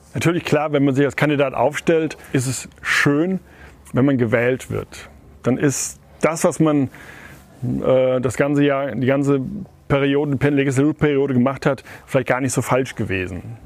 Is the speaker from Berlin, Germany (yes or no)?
no; Otzberg, Hesse, Germany; also born or lived in Westphalia; Heimat ist für mich da, wo ich geboren bin, da, wo ich jetzt auch wohne